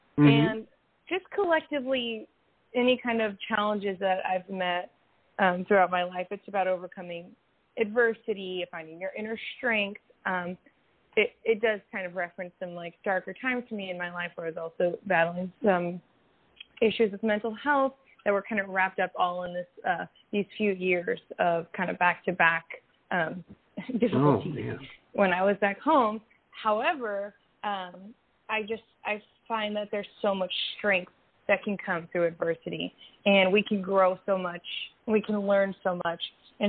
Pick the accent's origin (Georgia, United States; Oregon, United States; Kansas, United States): Kansas, United States; Wichita; now in Los Angeles, United States; it was one of the biggest tornadoes to hit my hometown, Wichita, Kansas.